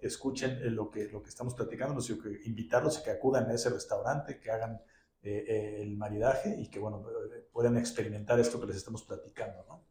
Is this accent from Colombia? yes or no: no; Mexico; nuestro querido país, pues los, lo celebran como si estuvieran aquí en México